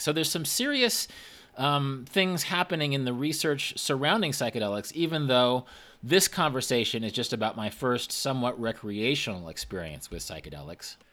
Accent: Kansas, United States; born or raised there

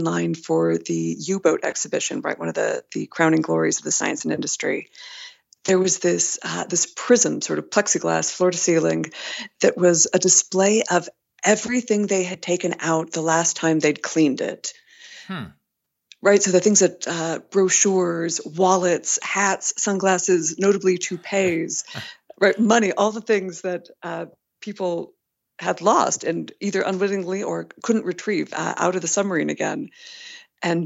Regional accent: California, United States; moved away as an adult; also born or lived in Lake Forest, Illinois; I grew up in California

